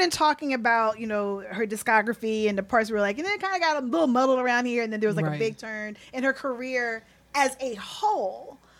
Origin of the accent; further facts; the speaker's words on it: Philadelphia, Pennsylvania, United States; We're like, we're from Philly, you're from Philly.